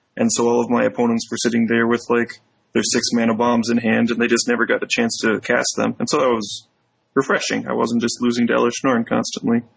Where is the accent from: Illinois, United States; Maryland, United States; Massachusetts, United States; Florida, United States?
Illinois, United States; Chicago; stay in my hometown and en- enjoy the place here